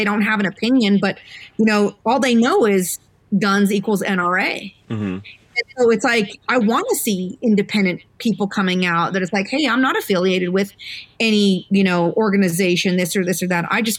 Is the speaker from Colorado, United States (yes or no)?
yes; Colorado, United States; It's like, I'm from Colorado.